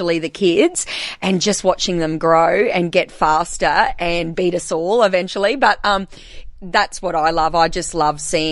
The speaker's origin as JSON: {"language": "English", "town": "Blackall", "region": "Queensland", "country": "Australia", "tie": "born or raised there", "also_born_or_lived": "Rockhampton", "said": "I grew up here in Blackall, born and bred"}